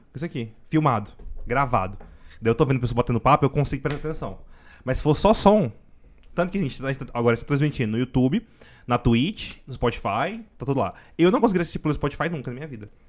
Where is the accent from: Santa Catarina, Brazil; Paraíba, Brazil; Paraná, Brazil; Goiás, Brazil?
Goiás, Brazil; Goiânia; accent: goiano; eu nasci aqui e eu gosto mais do jeito que a gente conversa mesmo. Tanto que eu, eu falo, nossa, meu sotaque, eu acho meu sotaque até forte